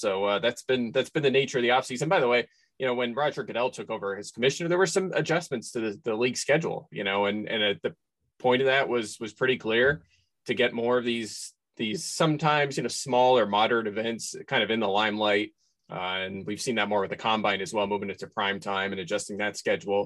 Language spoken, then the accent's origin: English; Pennsylvania, United States; moved away as an adult; now in Connecticut, United States; I grew up in Pennsylvania, right? My first 30 years on the earth